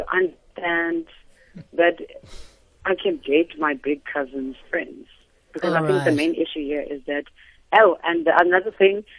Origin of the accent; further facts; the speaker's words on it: Cape Town, Western Cape, South Africa; I'm from Cape Town, and I went to visit my family in the Northern Cape